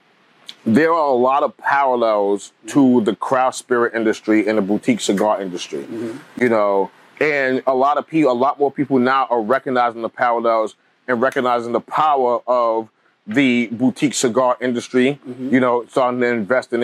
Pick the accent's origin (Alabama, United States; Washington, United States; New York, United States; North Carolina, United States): New York, United States; New York City; also born or lived in Italy; I grew up in Bed-Stuy in the 80s and 90s